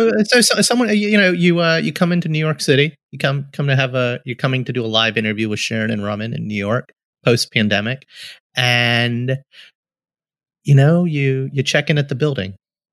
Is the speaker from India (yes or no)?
yes; India; but like I'm Indian and I think the only country in the world that like matches the sheer sugar quantity of its sweets is the Middle East